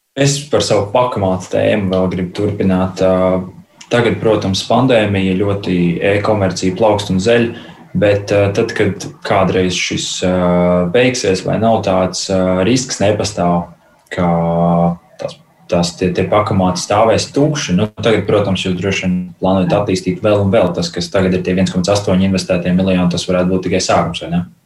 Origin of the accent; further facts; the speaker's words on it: Daugavpils district, Latgale, Latvia; Mēs no Daugopils rajona Celiena